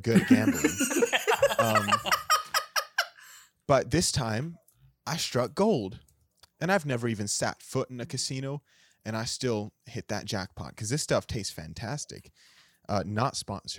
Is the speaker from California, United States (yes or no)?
yes; California, United States; I'm from California, so this Midwestern language is not inside my vernacular.